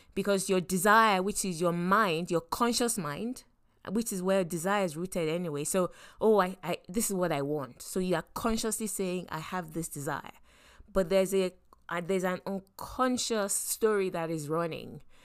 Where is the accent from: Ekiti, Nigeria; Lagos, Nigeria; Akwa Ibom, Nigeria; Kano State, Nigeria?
Lagos, Nigeria; I grew up in Lagos and specifically in Yaba.